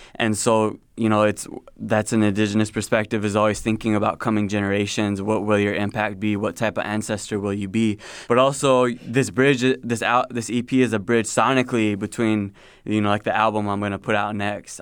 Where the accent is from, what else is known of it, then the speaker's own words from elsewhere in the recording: South Dakota, United States; I was born and raised in South Dakota